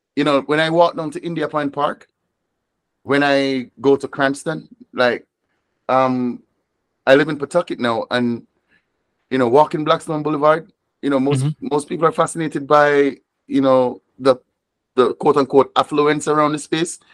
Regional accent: Moorland Hill, Westmoreland, Jamaica; also born or lived in Savanna-la-Mar, Jamaica; now in Rhode Island, United States; grew up and grew up in a small mountain village called Moorland Hill

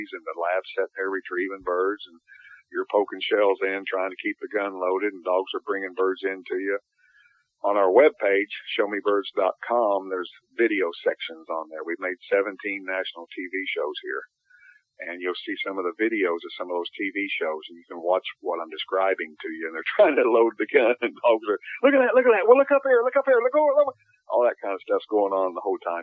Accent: United States; I'm an American hunter

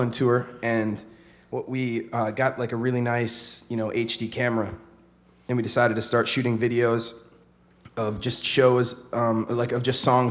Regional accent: Baraboo, Wisconsin, United States; moved away as an adult; now in Madison, United States; We're all from Baraboo, and we've all been living in Madison for a few years now

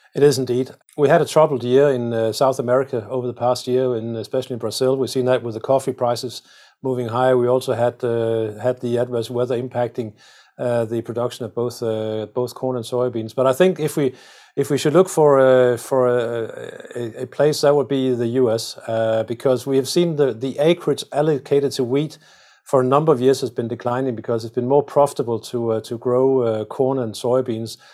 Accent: Denmark; I come from Denmark where we are, where we're very proud of, uh, our windmills

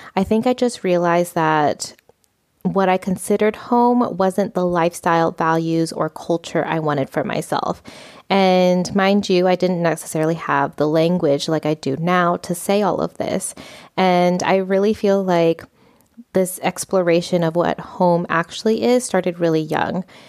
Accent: United States; moved away as an adult; now in Spain; I was raised in the United States culture

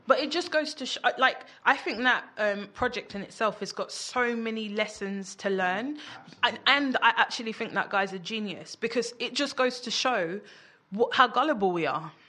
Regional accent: London, United Kingdom; I grew up in Peckham, like notorious for gang culture

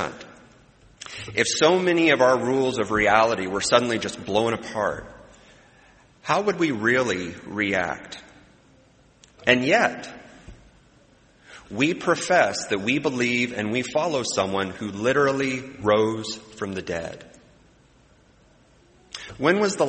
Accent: Midwest, United States; as a Midwesterner

